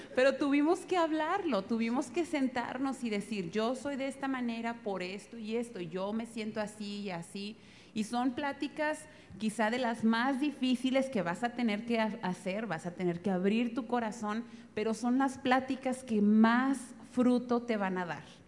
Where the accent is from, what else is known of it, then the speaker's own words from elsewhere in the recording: northern Mexico, Mexico; moved away; Yo como soy norteña